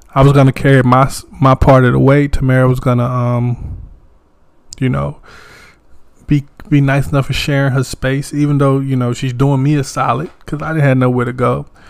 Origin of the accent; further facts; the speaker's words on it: Wagram, North Carolina, United States; I'm from a little town too. I'm from Wagram, North Carolina.